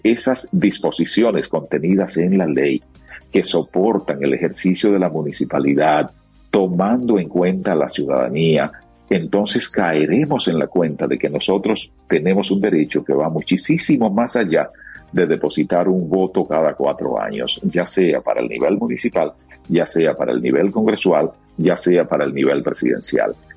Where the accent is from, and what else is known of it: Dominican Republic